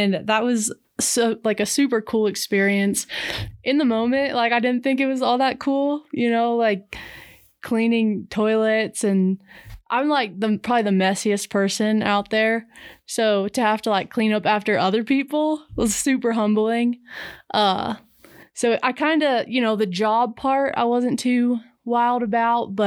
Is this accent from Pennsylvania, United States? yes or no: yes; Pennsylvania, United States; now in Montana, United States; I grew up in Pennsylvania